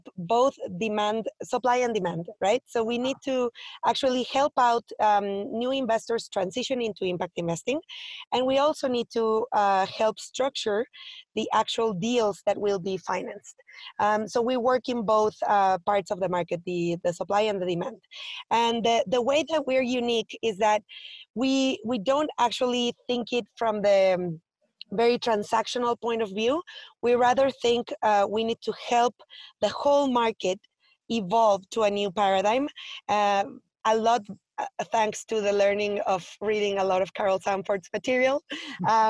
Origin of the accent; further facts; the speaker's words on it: Mexico; I'm a mompreneur from Mexico. I work in Mexico City